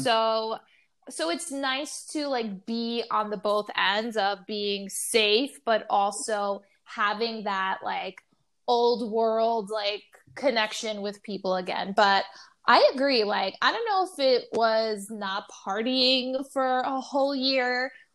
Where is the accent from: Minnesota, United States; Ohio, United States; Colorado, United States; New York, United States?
New York, United States; being a New Yorker.